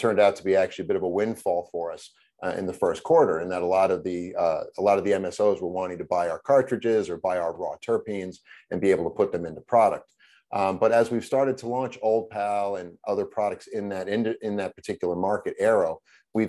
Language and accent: English; Long Island, New York, United States; I grew up on Long Island